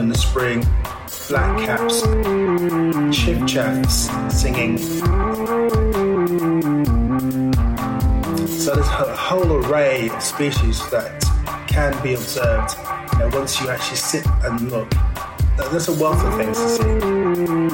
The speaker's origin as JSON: {"language": "English", "region": "London", "country": "United Kingdom", "tie": "born or raised there", "said": "I was born in Northwest London"}